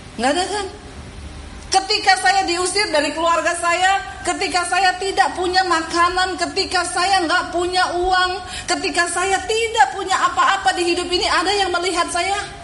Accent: Poso, Central Sulawesi, Indonesia; moved away; also born or lived in Palu; saya diusir dari rumah saya, dari Poso, saya menuju ke kota Palu.

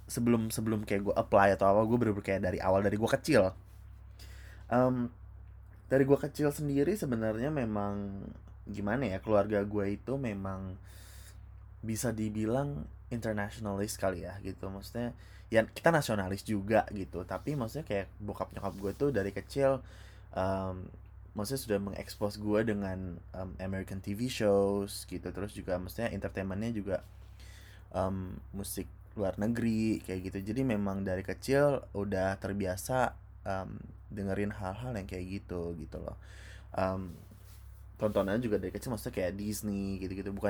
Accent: Depok, West Java, Indonesia; gue gue asal dari Depok ya Depok Jawa Barat

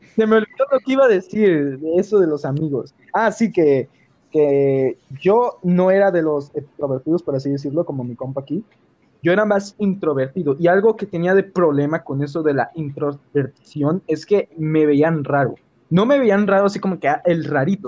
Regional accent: San Luis Potosí, Mexico; soy de San Luis Potosí, México

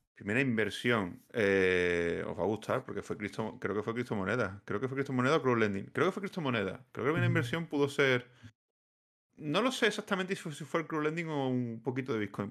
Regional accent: Seville, Andalusia, Spain; now in Badajoz, Spain; soy de Sevilla

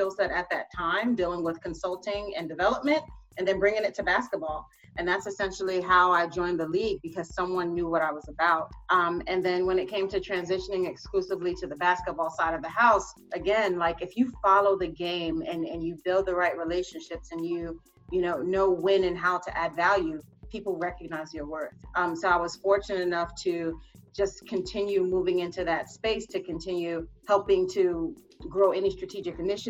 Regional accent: New York City, New York, United States; growing up here in New York City, I come from Caribbean and American roots

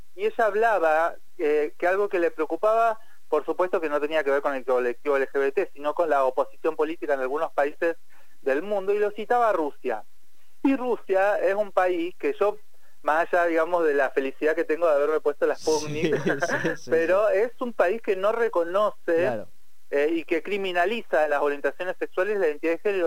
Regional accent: Argentina; en Argentina siempre decimos que más ESI

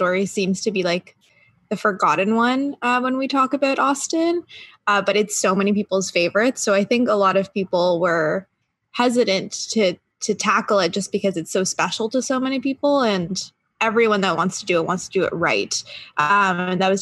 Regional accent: Canada; I'm the Canadian fourth of Rational Creatures

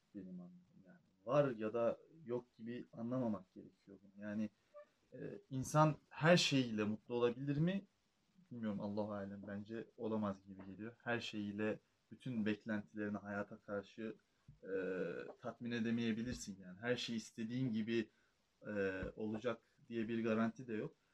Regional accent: Trabzon, Turkey

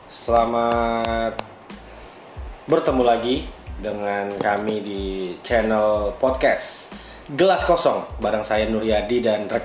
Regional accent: Bontang, East Kalimantan, Indonesia; Hari ini saya berasal dari kota Bontang dengan latar belakang keluarga dari daerah Bugis.

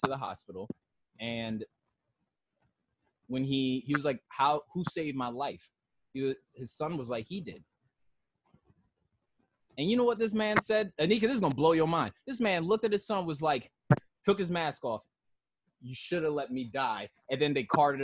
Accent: Kansas, United States; now in Maryland, United States; I grew up in Kansas

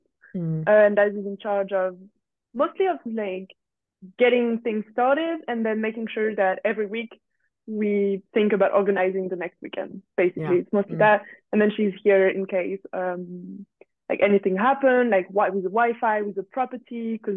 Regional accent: France; English is a second language; moved away; I come from France

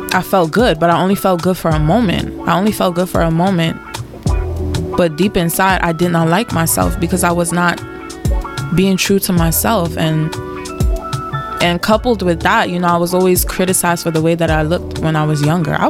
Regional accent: Nigeria; I love being Nigerian

